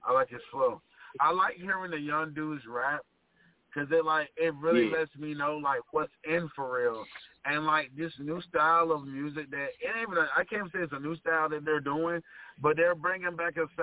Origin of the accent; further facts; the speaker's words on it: Rocky Mount, North Carolina, United States; I'm from Rocky Mount, North Carolina